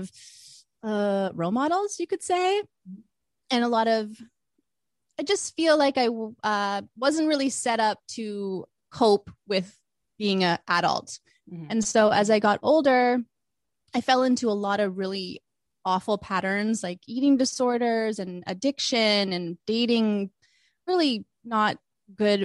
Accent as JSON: {"language": "English", "town": "Vancouver", "region": "British Columbia", "country": "Canada", "moved": "as an adult", "lives_now": "Los Angeles, United States", "said": "I am originally from Vancouver"}